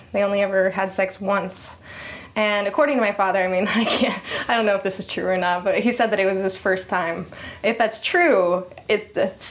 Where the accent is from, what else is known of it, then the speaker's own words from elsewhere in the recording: Provo, Utah, United States; moved away; also born or lived in Portland; I was born in Provo, Utah.